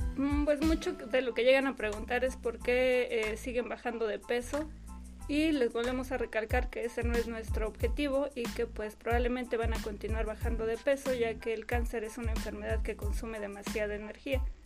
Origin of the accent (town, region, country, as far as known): Mexico